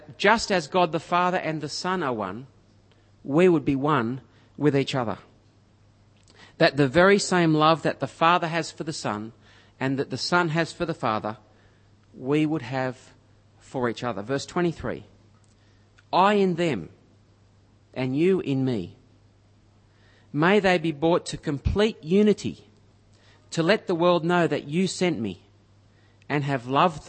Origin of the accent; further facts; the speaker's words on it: Griffith, New South Wales, Australia; moved away; where I grew up in Griffith